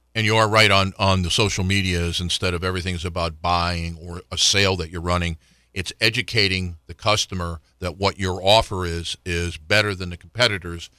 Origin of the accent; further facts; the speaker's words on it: Florida, United States; now in Richmond, United States; I grew up in Florida